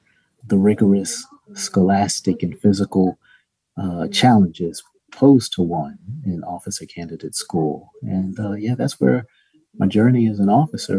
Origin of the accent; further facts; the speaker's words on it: Philadelphia, Pennsylvania, United States; I was born and raised in West Philadelphia